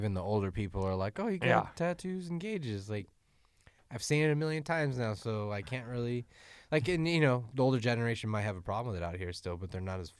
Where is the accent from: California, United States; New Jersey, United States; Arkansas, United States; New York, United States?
California, United States; the mentality of growing up in Southern California.